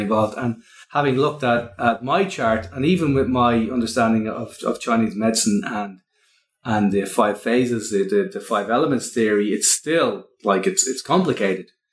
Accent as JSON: {"language": "English", "country": "Ireland", "accent": "Irish", "said": "that's my Irish accent"}